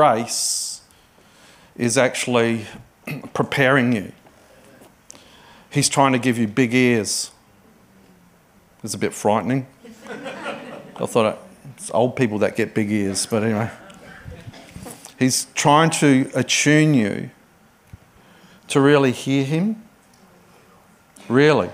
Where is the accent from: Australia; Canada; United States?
Australia; Adelaide, South Australia; moved away as an adult; now in Sydney, Australia; it's wonderful to be in Adelaide. Adelaide's my hometown.